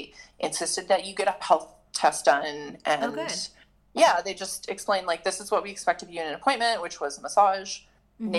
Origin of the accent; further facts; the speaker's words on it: Southern Ontario, Canada; I grew up in Southern Ontario.